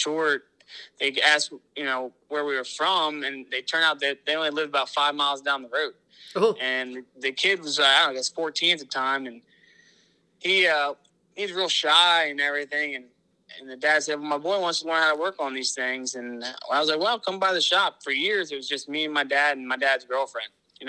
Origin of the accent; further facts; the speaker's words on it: Pennsylvania, United States; I'm 28 years old. I'm from Pennsylvania.